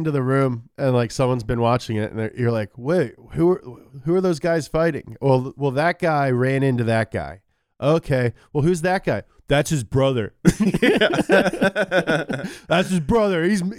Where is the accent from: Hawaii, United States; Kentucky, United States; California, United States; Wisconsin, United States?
Kentucky, United States; I'm from Kentucky, and we just had, like, tobacco fields in my town.